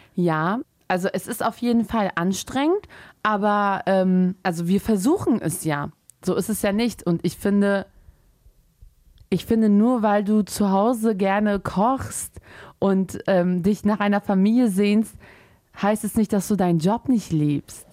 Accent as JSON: {"language": "German", "country": "Germany", "tie": "born or raised there", "said": "im Endeffekt sind wir als Muslime in Deutschland aufgewachsen"}